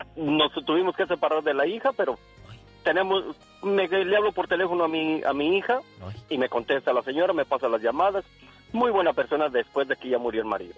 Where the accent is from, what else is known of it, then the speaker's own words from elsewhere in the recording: Tijuana, Baja California, Mexico; Yo soy nacido en Tijuana, pero ah. con, toda mi familia es de Michoacán.